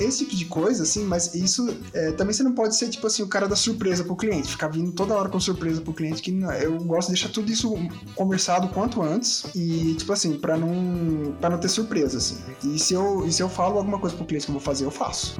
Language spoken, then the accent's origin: Portuguese; São José do Rio Preto, São Paulo, Brazil; now in Curitiba, Brazil; A minha cidade natal era São José do Rio Preto